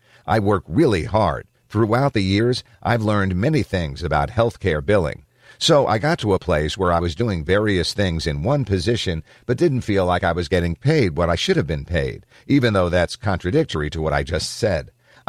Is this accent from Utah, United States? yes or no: no; San Jose, California, United States; also born or lived in Hollister; half of my life I grew up in San Jose, and then the other half I grew up in a small town called Hollister, an hour south of here.